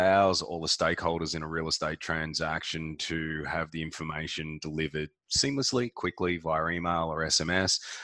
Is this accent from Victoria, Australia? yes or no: yes; Melbourne, Victoria, Australia; also born or lived in Gold Coast; Melbourne, in the eastern suburbs, outer eastern suburbs of Melbourne. So I've always been a suburban boy